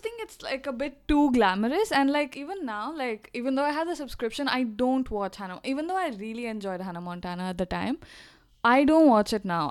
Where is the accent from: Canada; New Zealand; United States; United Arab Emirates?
United Arab Emirates; Dubai; we grew up in Dubai